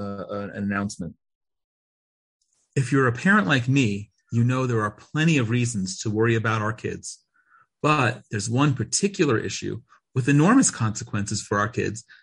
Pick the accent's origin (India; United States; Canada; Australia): United States; moved away as an adult; now in Israel; we had TV growing up in America